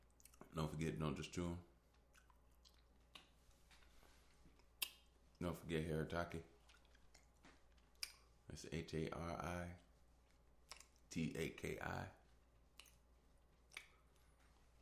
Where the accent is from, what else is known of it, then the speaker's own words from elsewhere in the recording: Chicago, Illinois, United States; I'm from Southside Chicago